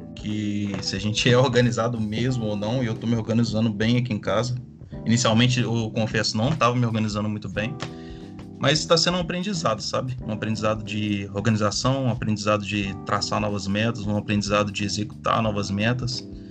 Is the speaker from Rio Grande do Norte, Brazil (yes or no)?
no; Juiz de Fora, Minas Gerais, Brazil; sou de Juiz de Fora, Minas Gerais.